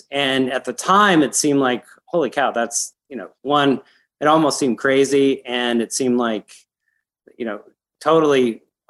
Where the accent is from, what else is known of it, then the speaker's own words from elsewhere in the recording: Evergreen, Colorado, United States; also born or lived in Denver, Colorado / Littleton, Colorado / Boulder, Colorado / San Francisco, California; I grew up in Evergreen, which is a little town outside of Denver up in the foothills